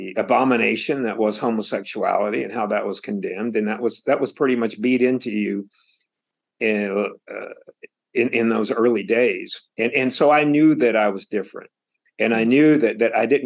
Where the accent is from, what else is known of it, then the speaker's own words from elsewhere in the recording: Statesville, North Carolina, United States; I was born in Statesville, North Carolina, and really outside of Statesville in what I call rural North Carolina. So it was a very conservative place, as you might imagine. And I came to life and grew up in a very conservative town.